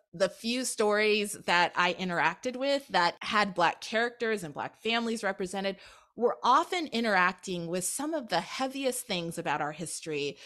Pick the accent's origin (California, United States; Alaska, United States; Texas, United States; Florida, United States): Alaska, United States; Anchorage; I am the child of Jamaican immigrants, and I was born and raised in Anchorage, Alaska